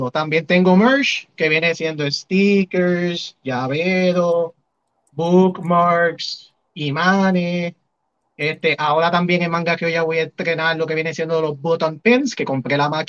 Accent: San Juan, Puerto Rico; Yo soy de San Juan.

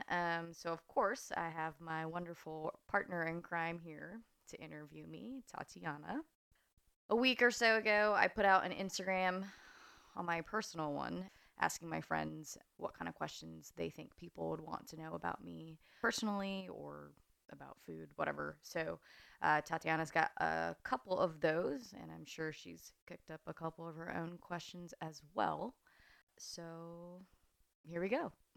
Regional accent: Fresno, California, United States; moved away as an adult; also born or lived in Chattanooga, Tennessee; now in Santa Barbara, United States; my parents moved to Fresno, California for some reason. Um, I spent most of elementary school, junior high, high school there

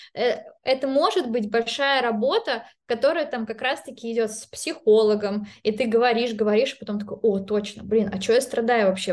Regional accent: Saint Petersburg, Russia; moved away as an adult; also born or lived in Belarus; now in London, United Kingdom; я петербурженка, э, ну, как бы я не родилась в Петербурге, но я считаю себя петербурженкой, это мой любимый город на земле

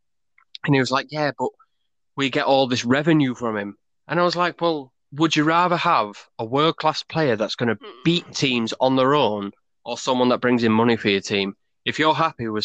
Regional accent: Plymouth, South West England, United Kingdom; I'm from Plymouth

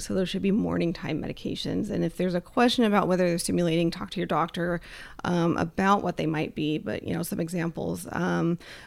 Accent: Kansas, United States; I grew up in Kansas

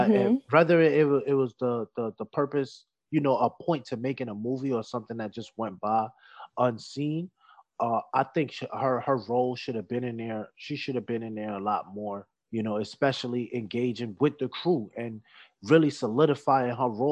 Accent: New York City, New York, United States; I'm a New Yorker to heart, so I can tell you that the Bronx is the only borough with no midtown.

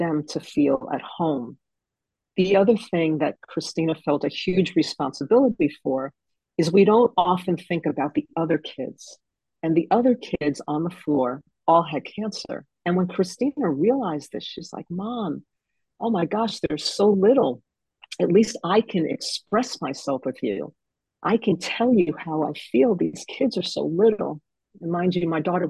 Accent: Fort Lee, New Jersey, United States; I grew up in Fort Lee, New Jersey, right across from New York City

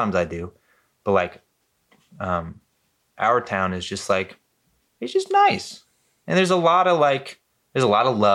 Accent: Costa Mesa, California, United States; also born or lived in Newport Beach / Corona del Mar / Anaheim; I lived in Costa Mesa and for most of my childhood.

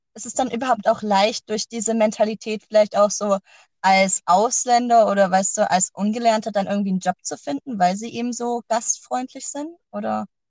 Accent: Germany; now in Iceland; bei uns in Deutschland

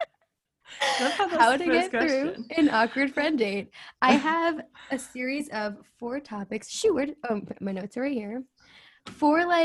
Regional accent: New Jersey, United States; I'm from New Jersey

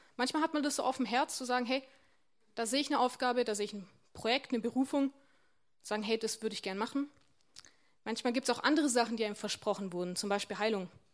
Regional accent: Warmbronn, Baden-Württemberg, Germany; moved away; Ich komme ja aus Wambronn ursprünglich und Wambronn ist jetzt nicht ganz so groß

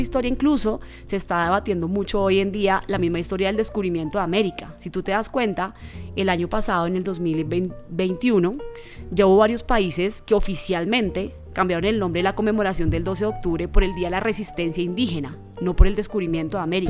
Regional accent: Bogotá, Colombia; nací en Bogotá. Mi papá, un hombre afro del Chocó. Mi mamá, una mujer afro-bogotana, pero de familia de Buenaventura.

